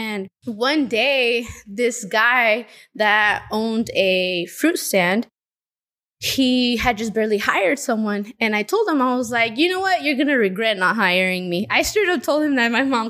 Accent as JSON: {"language": "English", "town": "Modesto", "region": "California", "country": "United States", "tie": "born or raised there", "said": "I was born and raised here in Modesto. I'm 29 years old. I just turned 29."}